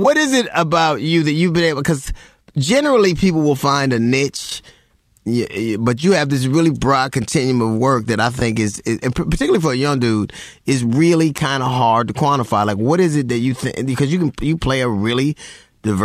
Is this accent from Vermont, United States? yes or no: no; Los Angeles, California, United States; I grew up in South Central LA, and I don't know one person with 80 felonies.